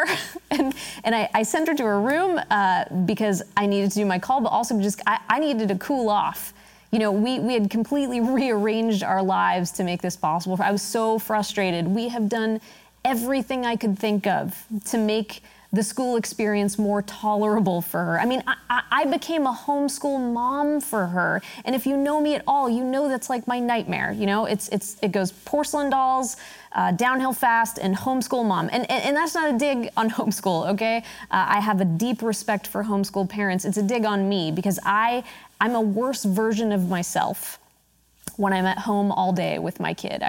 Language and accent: English; United States; I'm American, right? I live here.